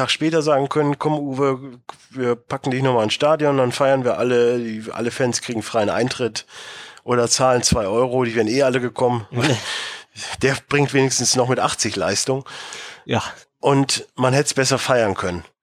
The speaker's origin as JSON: {"language": "German", "town": "Cologne", "region": "North Rhine-Westphalia", "country": "Germany", "said": "als Kölner hast du viel Scheiße gefressen."}